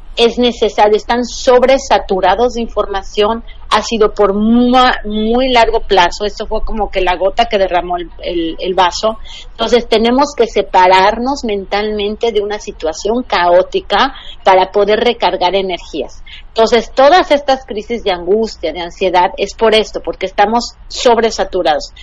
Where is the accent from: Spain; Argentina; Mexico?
Mexico; yo como mexicana